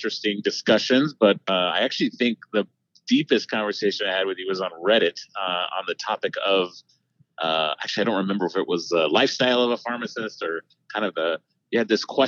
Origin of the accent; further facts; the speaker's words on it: Austin, Texas, United States; now in Dallas, United States; as a Texan, you grow up a Longhorn when you're from Austin, and that's where I was born and raised